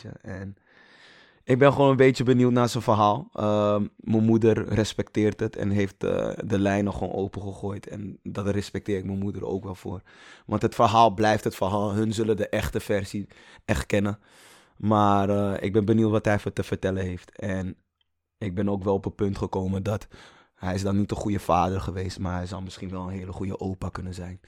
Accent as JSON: {"language": "Dutch", "town": "Amsterdam", "region": "North Holland", "country": "Netherlands", "tie": "born or raised there", "also_born_or_lived": "Toronto, Canada", "said": "ik echt 20, 20 jaar in Gein heb gezeten"}